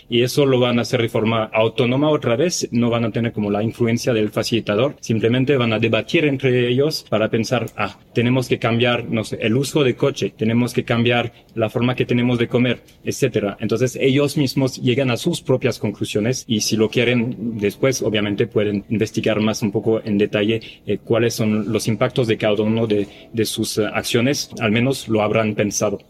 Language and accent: Spanish; France; now in Mexico; soy francés